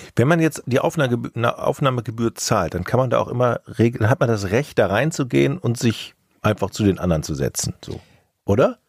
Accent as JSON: {"language": "German", "region": "Rhineland", "country": "Germany", "tie": "born or raised there", "said": "als gebürtiger Rheinländer"}